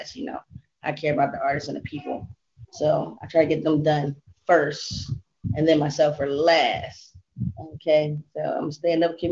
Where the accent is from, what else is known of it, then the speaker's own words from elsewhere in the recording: Los Angeles, California, United States; now I'm in Crenshaw District. I'm from